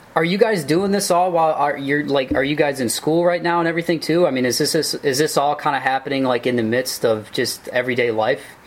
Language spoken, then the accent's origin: English; Toledo, Ohio, United States; I'm from Toledo. It's it's a smaller town, but uh, very very blue